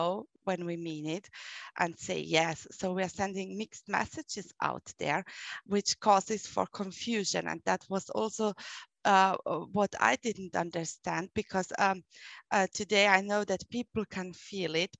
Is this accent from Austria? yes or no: yes; Vienna, Austria; accent: German; English is a second language; I was born in Vienna and grew up there